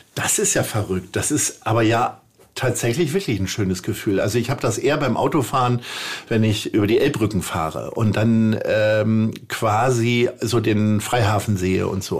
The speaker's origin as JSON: {"language": "German", "town": "Stadthagen", "region": "Lower Saxony", "country": "Germany", "tie": "born or raised there", "also_born_or_lived": "Hanover", "moved": "as an adult", "lives_now": "Hamburg, Germany", "said": "meiner Heimatstadt Stadthagen in Niedersachsen"}